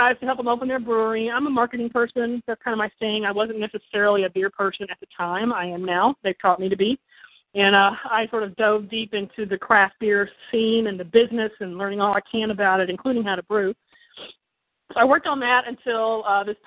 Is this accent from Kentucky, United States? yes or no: yes; Kentucky, United States; now in Ann Arbor, United States; I live in Ann Arbor, Michigan. I'm originally from Kentucky